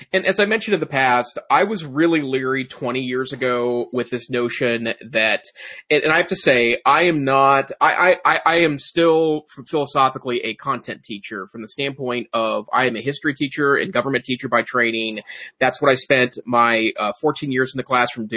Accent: United States; being an American

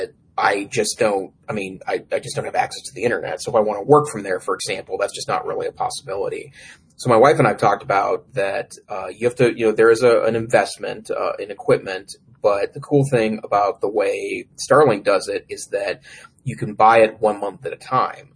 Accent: Great Falls, Montana, United States; Great Falls, Montana, my hometown

